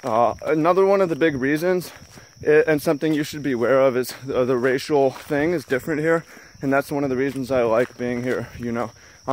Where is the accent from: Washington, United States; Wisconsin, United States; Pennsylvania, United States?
Washington, United States; Seattle; moved away; also born or lived in Big Island, Hawaii; I'm not from here, I'm from Seattle